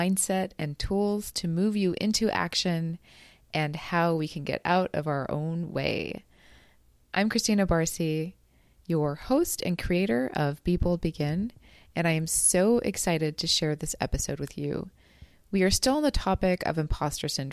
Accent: Hungary; moved away; my home country, Hungary

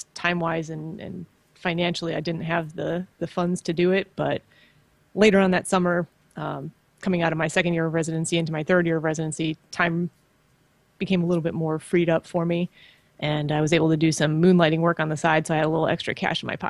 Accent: just outside of Chicago, Illinois, United States; I grew up in just outside of Chicago

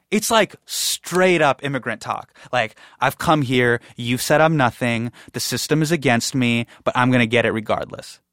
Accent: Davis, California, United States; I grew up in Davis

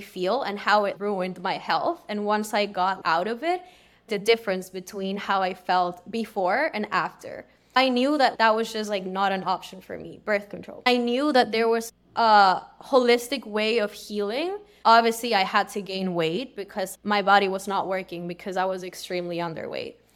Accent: Peru; now in Los Angeles, United States; I'm originally from Peru, but I live in L

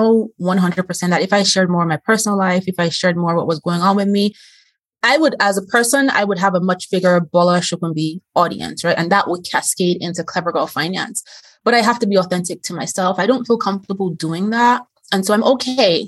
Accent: Nigeria; moved away; I'm originally from Nigeria.

